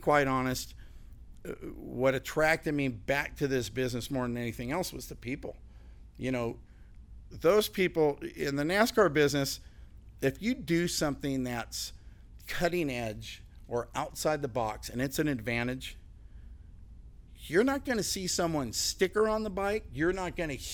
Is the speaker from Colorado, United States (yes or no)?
no; Southern California, United States; moved away as an adult; now in North Carolina, United States; I grew up in Southern California